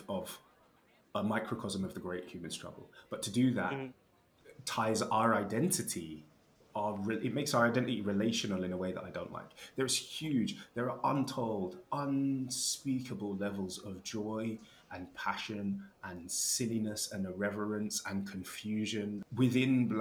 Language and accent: English; United Kingdom; I am black British